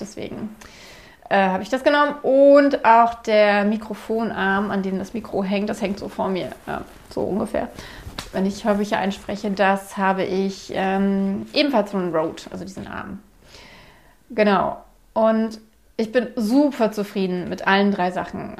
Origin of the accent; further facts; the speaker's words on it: Berlin, Germany; Ich war mir als Berlinerin komplett bewusst, dass ich Enden verschlucke